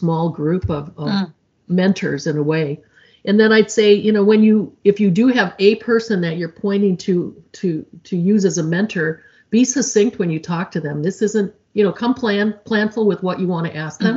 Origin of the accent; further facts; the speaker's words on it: Midwest, United States; I'm from the Midwest